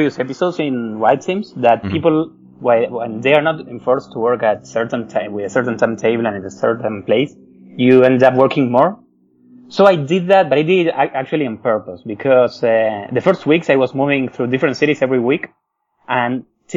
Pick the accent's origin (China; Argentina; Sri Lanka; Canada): Argentina; moved away; I was born in Argentina